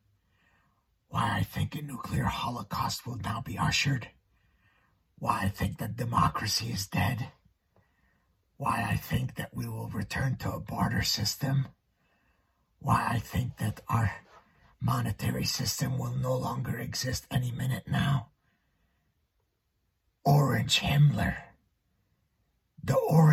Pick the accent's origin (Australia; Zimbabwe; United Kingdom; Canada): Canada; I'm Canadian